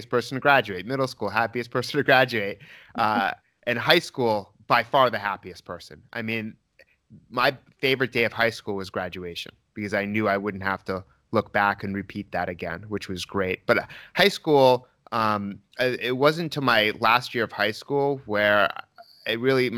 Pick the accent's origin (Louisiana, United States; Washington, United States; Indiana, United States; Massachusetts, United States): Massachusetts, United States; Newton; I grew up in Newton, Massachusetts